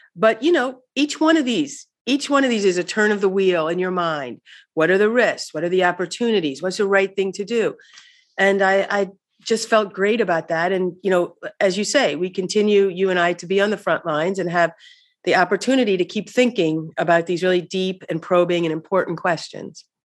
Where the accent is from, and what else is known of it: Missouri, United States; moved away